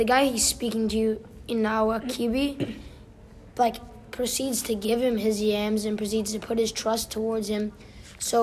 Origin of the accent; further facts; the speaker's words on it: South Africa; moved away; growing up in South Africa